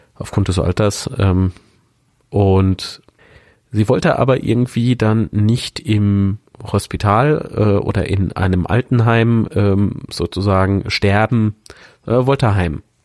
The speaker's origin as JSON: {"language": "German", "region": "Rhineland-Palatinate", "country": "Germany", "tie": "born or raised there", "moved": "yes", "lives_now": "Coburg, Germany", "said": "an meine alte Heimat erinnert. Ich komme aus Rheinland-Pfalz"}